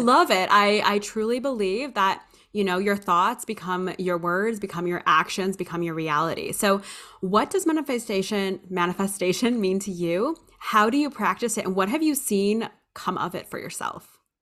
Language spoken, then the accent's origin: English; Hawaii, United States; I grew up in Hawaii and I spent my summers in the Philippines